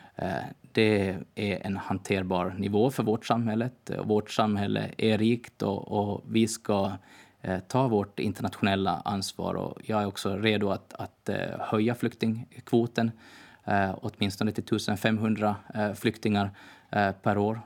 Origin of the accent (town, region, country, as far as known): Åland Islands